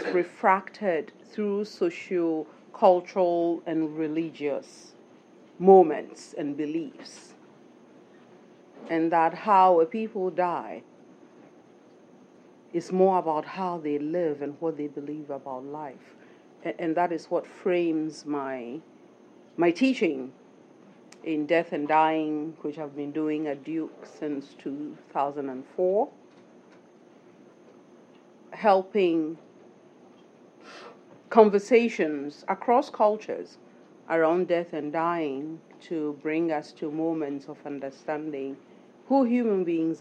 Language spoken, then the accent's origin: English; Ghana; moved away; I'm from Ghana